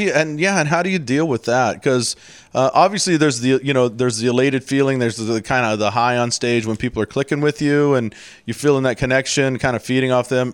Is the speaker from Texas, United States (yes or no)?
yes; Houston, Texas, United States; moved away; I'm from Houston